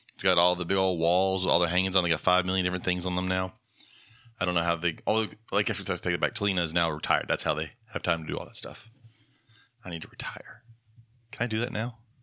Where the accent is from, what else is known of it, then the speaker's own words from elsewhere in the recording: Dothan, Alabama, United States; moved away; my hometown in Dothan, Alabama